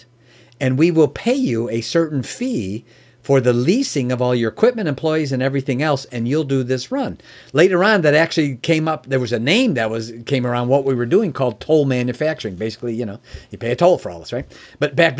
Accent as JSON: {"language": "English", "town": "Chicago", "region": "Illinois", "country": "United States", "also_born_or_lived": "Oak Brook", "said": "I'm originally from Chicago and lived in the Oak Brook area."}